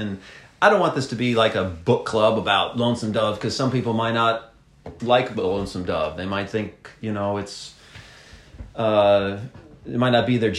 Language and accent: English; Pontiac, Michigan, United States; moved away; I'm from Pontiac, Michigan, you know, the Yak, as they call it up in the Detroit area. That's right. I mean, I grew up on city streets and pavement and that kind of thing.